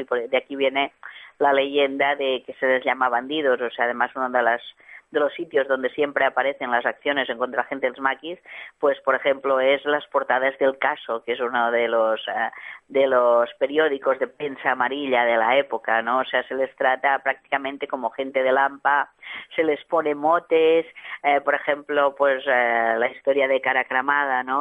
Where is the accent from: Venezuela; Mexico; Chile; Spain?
Spain; L'Hospitalet de Llobregat, Catalonia; en Hospitalet, que es también mi, mi ciudad natal